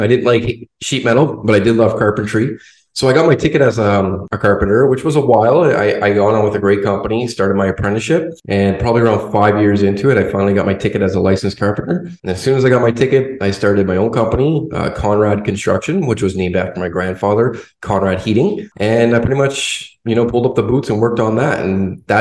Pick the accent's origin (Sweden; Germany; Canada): Canada; now in Florida, United States; I am Canadian. I came from the cold, so a little different than where I am now in Florida.